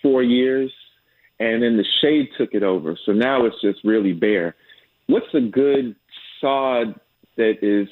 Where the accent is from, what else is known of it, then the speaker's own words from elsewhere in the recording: United States; moved away as an adult; now in Atlanta, United States; I'm from New York